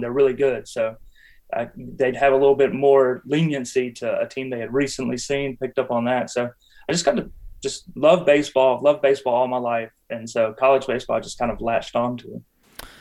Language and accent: English; Butner, North Carolina, United States; moved away as an adult; now in Apex, United States; I grew up in Butner. I spent the majority of my life in Butner. Uh, I live in Apex now